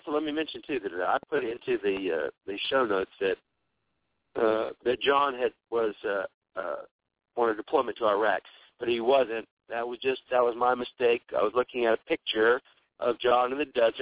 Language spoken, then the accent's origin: English; Texas, United States; I'm from the South. I'm from Texas